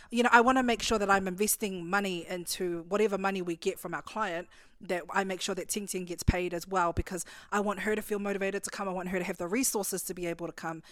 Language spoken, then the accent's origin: English; Christchurch, Canterbury, New Zealand; growing up in Christchurch